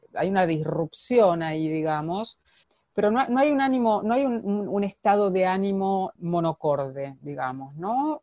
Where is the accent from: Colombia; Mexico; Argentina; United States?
Argentina; moved away; yo soy argentina